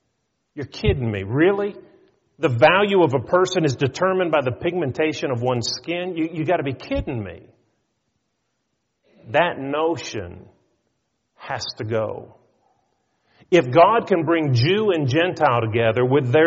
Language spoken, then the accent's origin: English; north of Pittsburgh, Pennsylvania, United States; We lived north of Pittsburgh